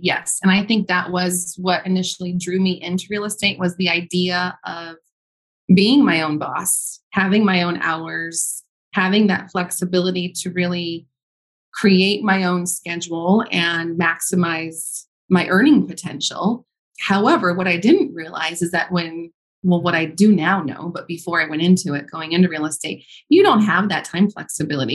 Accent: Arizona, United States; also born or lived in Chicago; I moved back to my home state of Arizona

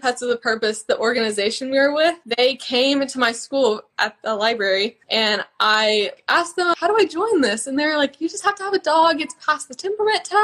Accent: College Station, Texas, United States; we're from College Station

